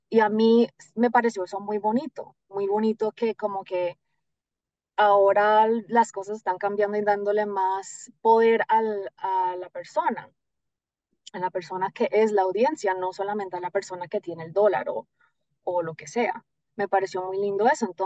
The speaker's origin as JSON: {"language": "Spanish", "region": "Florida", "country": "United States", "tie": "born or raised there", "accent": "Colombian", "said": "yo nací acá en la Florida, yo vivo en el sur de la Florida, como una hora al norte de Miami, nací acá."}